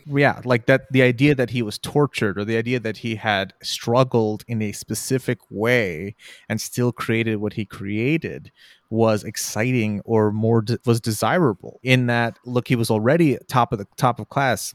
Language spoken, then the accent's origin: English; Houston, Texas, United States; I'm from Houston